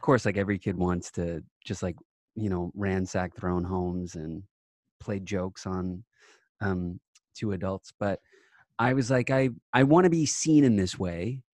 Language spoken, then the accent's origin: English; Long Island, New York, United States; I'm from Long Island